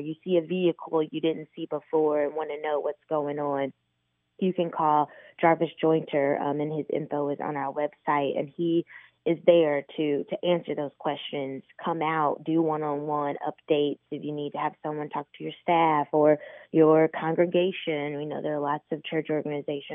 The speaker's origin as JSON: {"language": "English", "town": "Indianapolis", "region": "Indiana", "country": "United States", "tie": "born or raised there", "said": "I grew up in Indy. I've been here pretty much my entire life except for college."}